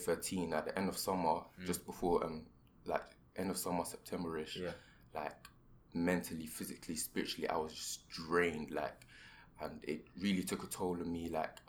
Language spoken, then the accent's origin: English; London, United Kingdom; I come from Southeast London, my school's in Southeast London